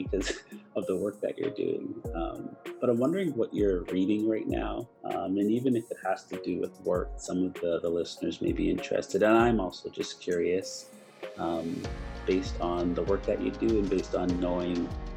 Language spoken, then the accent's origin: English; Canada; I am from Canada, our small Black community